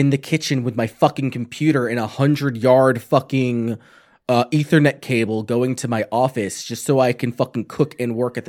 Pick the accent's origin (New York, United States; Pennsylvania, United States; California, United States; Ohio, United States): New York, United States; I'm from New York, man. Pizza and bagels, yeah, and all that shit.